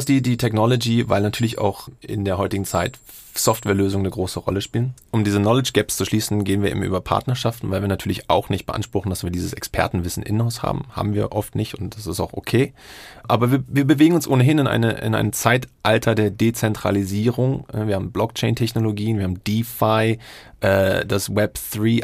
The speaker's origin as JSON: {"language": "German", "region": "Berlin", "country": "Germany", "tie": "born or raised there", "moved": "as an adult", "lives_now": "Singapore", "said": "meine Heimatstadt ist eigentlich Berlin, aber ich lebe in Singapur"}